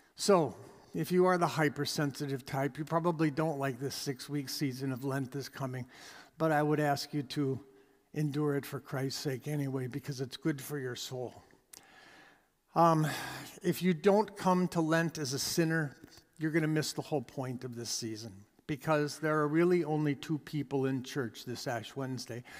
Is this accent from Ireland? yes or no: no; Canada; We are Canadian.